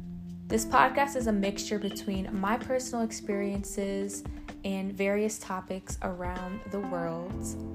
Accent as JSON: {"language": "English", "town": "New York City", "region": "New York", "country": "United States", "said": "I'm from New York, I live in Brooklyn, and I'm 20 years old, and I'm also a nursing student."}